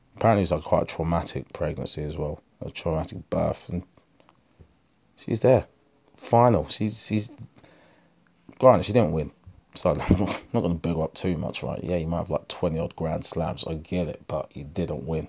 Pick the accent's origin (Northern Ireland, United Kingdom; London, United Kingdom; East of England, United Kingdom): East of England, United Kingdom; Essex; I'm black. I'm from Essex